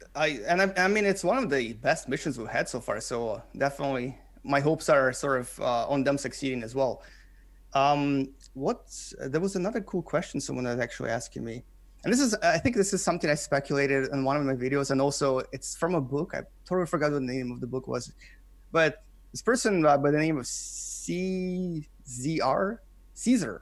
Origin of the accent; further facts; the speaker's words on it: Canada; English is a second language; moved away as an adult; now in South Korea; I am a Canadian, I live in, in South Korea. I've been here since two thousand seven